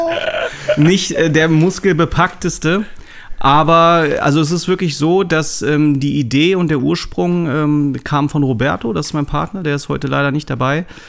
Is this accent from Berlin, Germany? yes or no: no; Braunschweig, Lower Saxony, Germany; also born or lived in Hamburg; Ich bin ja ursprünglich gebürtiger Braunschweiger